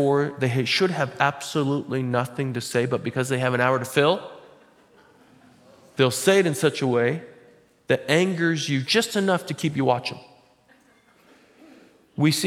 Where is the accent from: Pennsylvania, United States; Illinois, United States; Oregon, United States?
Oregon, United States; Butte Falls; I'm from Butte Falls